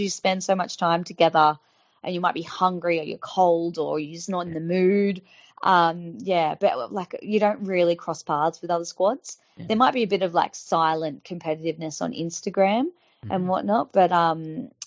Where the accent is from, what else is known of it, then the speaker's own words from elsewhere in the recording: Sydney, New South Wales, Australia; I'm from the Shire, but I went to the Bulldogs